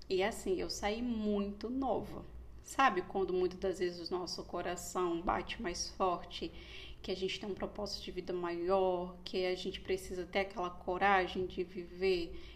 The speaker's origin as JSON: {"language": "Portuguese", "region": "Pernambuco", "country": "Brazil", "also_born_or_lived": "Rio de Janeiro", "said": "e eu sou pernambucana. E a gente ficou muito nesse impasse. Moramos muito tempo em Pernambuco, muito tempo no Rio de Janeiro."}